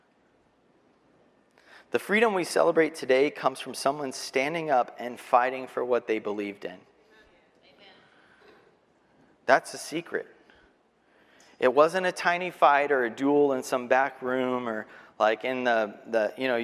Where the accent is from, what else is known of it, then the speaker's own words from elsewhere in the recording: Texas, United States; also born or lived in Arkansas; I'm from Texas.